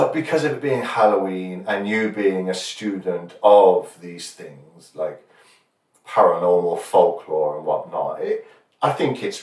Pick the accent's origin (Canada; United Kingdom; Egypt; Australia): United Kingdom; We're both British